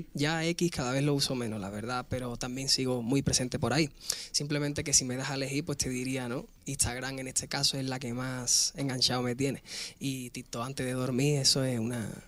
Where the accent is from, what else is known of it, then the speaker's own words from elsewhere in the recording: Spain; yo soy español